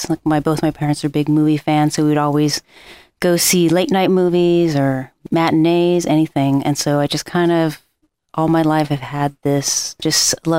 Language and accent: English; Los Angeles, California, United States; Born and raised in Los Angeles